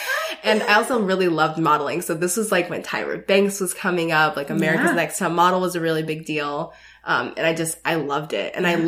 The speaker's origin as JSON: {"language": "English", "town": "Denver", "region": "Colorado", "country": "United States", "tie": "born or raised there", "also_born_or_lived": "Seattle / Los Angeles", "said": "So I grew up in Denver, Colorado."}